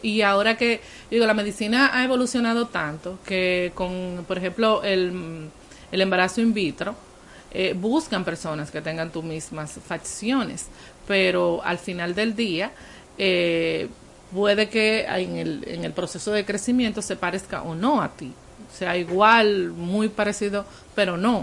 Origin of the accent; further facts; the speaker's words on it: San Juan de la Maguana, San Juan, Dominican Republic; en el sur del país, yo soy de San Juan